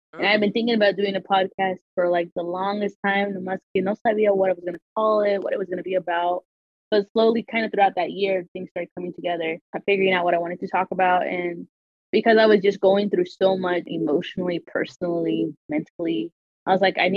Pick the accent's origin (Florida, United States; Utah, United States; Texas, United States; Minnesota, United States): Utah, United States; Salt Lake City; But I was born and raised in Utah. Born and raised in Salt Lake City